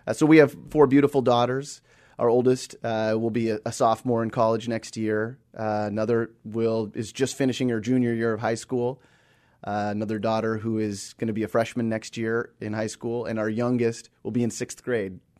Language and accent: English; Seattle, Washington, United States; also born or lived in Australia; I was I was born and raised here in the Seattle area